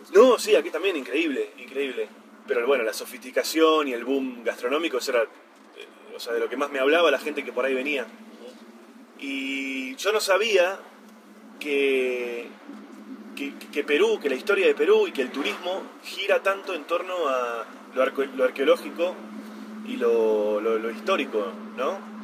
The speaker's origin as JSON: {"language": "Spanish", "country": "Argentina", "said": "nosotros tenemos la idea de que Argentina es un país muy desordenado, con mucha corrupción y demás"}